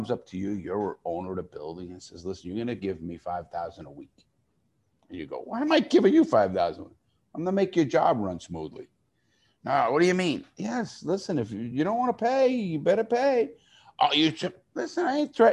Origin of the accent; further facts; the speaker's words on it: New York City, New York, United States; I grew up in the Bronx, New York